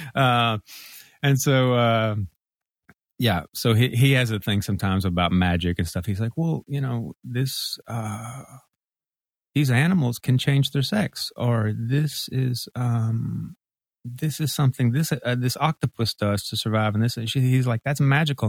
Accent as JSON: {"language": "English", "region": "Mississippi", "country": "United States", "tie": "born or raised there", "moved": "as an adult", "lives_now": "Memphis, United States", "said": "it's Memphis, and I was born here, And, uh, you know, grew up in Mississippi"}